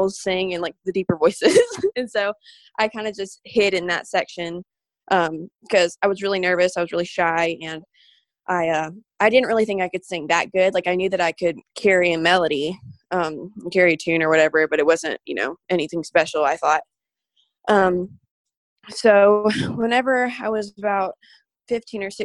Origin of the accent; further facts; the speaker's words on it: Birmingham, Alabama, United States; I'm from Birmingham, Alabama.